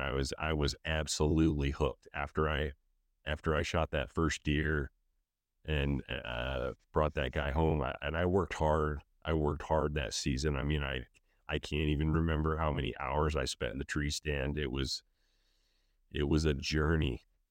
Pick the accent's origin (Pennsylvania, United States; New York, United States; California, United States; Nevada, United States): Pennsylvania, United States; moved away as an adult; also born or lived in Colorado / Easton, Pennsylvania; Growing up in Pennsylvania